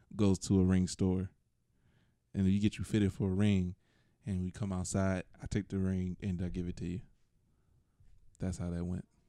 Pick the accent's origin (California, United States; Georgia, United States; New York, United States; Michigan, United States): Georgia, United States; Atlanta; I'm from Atlanta and I talk like I'm from Atlanta.